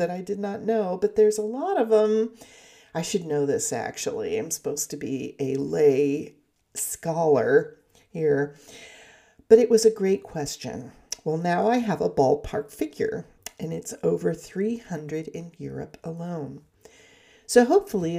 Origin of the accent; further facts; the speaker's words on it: Southern California, United States; accent: Southern California; my Southern California accent